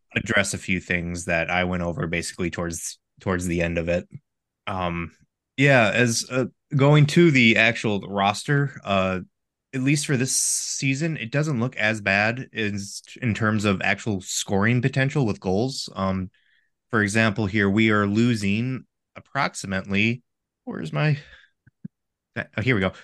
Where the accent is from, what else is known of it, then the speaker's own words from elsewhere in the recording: Michigan, United States; I'm from Michigan, the state of college hockey